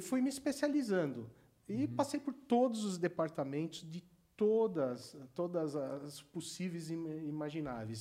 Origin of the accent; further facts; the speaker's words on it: Santo André, São Paulo, Brazil; quando eu estudava em Santo André, eu nasci em Santo André, no, no Instituto Coração de Jesus, que eu fiz até a oitava série